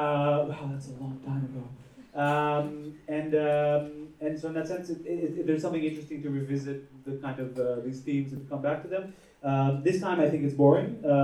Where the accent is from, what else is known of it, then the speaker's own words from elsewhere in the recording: Tel Aviv, Tel Aviv District, Israel; also born or lived in New York City; I was born in New York City and I was raised in Tel Aviv.